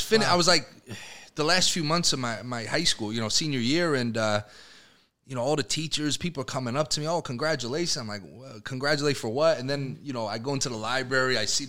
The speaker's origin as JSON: {"language": "English", "town": "Danbury", "region": "Connecticut", "country": "United States", "tie": "born or raised there", "said": "Danbury is a weird city in that we're"}